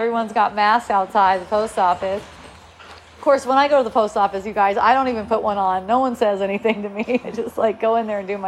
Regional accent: Southern California, United States; we're from Southern California

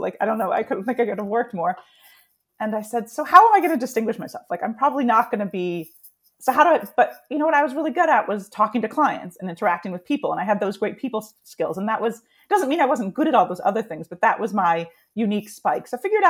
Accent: San Diego, California, United States; So I grew up in San Diego, so I grew up loving the Chargers

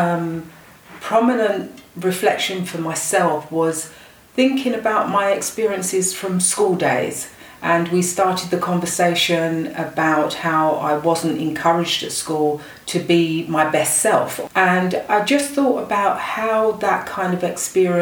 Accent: London, United Kingdom; I was born in the UK

